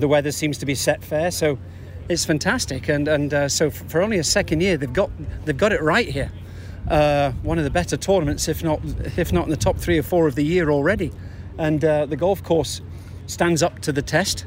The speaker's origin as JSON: {"language": "English", "country": "United Kingdom", "said": "here we are as a Brit here in St. Louis"}